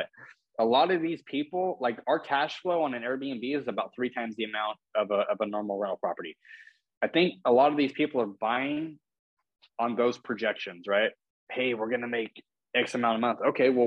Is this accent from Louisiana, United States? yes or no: no; California, United States; moved away as an adult; also born or lived in Oregon; now in Florida, United States; I'm from California originally, but I just moved here from Oregon.